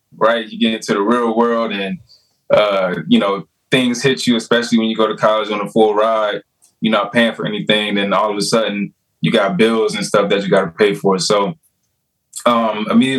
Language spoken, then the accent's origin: English; South Georgia, United States; moved away as an adult; also born or lived in Delaware; I'm originally from Georgia, the dirty South, South Georgia. That's where I'm from